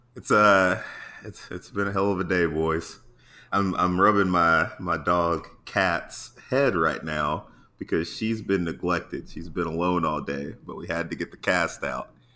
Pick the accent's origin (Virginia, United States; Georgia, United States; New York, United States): Georgia, United States; Atlanta; now in San Diego, United States; I'm from Atlanta